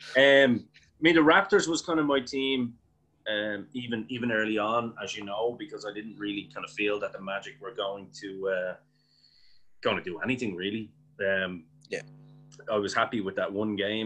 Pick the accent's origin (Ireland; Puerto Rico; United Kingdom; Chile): Ireland; we, as two Irish guys who don't live in the United States of America